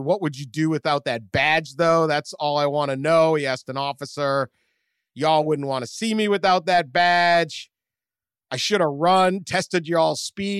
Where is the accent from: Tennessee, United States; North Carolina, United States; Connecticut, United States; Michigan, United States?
Tennessee, United States; Memphis; I'm from Memphis, Tennessee, right?